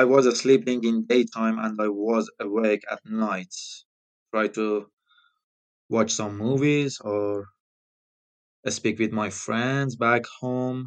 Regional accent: Iran; English is a second language; now in United Kingdom; I'm from Iran

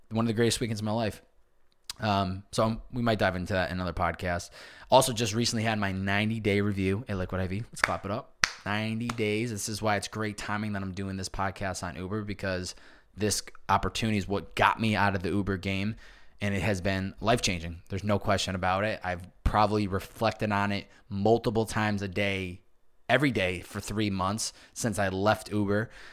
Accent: Chicopee, Massachusetts, United States; also born or lived in Boston; living and growing up in Chicopee, Massachusetts, which is an hour and twenty minutes west of Boston

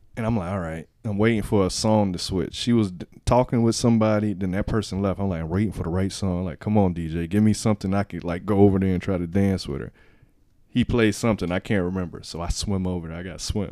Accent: Miami, Florida, United States; I'm from Miami

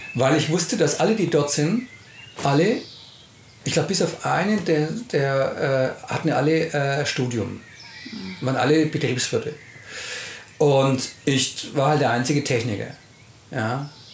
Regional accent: Nuremberg, Bavaria, Germany; wir kommen ja aus Nürnberg

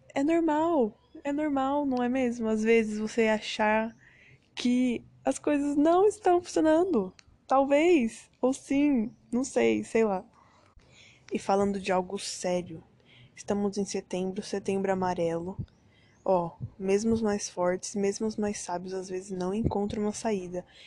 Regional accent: Brazil; moved away; sou brasileira, mas já morei em outros países, em outro país, na verdade, um só.

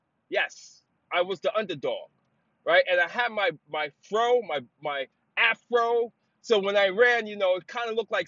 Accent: New York City, New York, United States; growing up in the city, growing up in the Bronx

